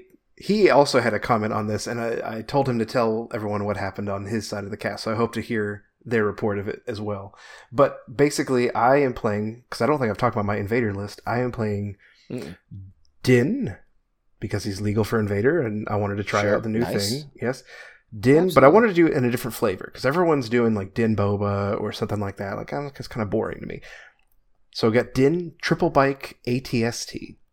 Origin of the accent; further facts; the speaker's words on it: Long Island, New York, United States; So, I guess I was born and raised in Long Island, so I left New York, and then now I've returned to New York after a 13-year hiatus